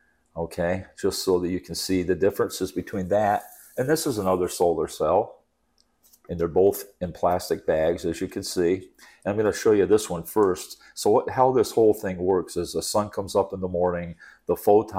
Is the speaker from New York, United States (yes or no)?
yes; New York, United States; moved away as an adult; Yeah, so I came down from the Adirondack Mountains in upstate New York, 1970, to go to Embry-Riddle Aeronautical University, learn how to fly.